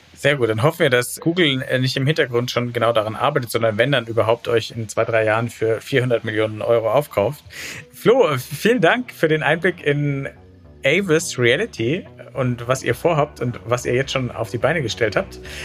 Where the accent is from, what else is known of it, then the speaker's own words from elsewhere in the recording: Franconia, Bavaria, Germany; Ich komme aus Franken